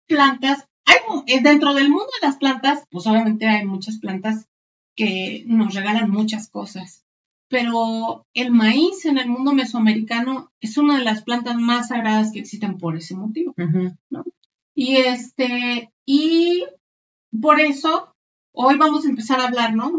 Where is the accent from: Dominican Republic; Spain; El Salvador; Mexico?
Mexico; para nosotros como cultura mexicana